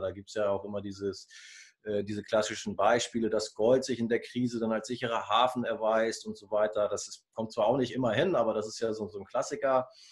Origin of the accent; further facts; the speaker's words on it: Germany; bei uns in Deutschland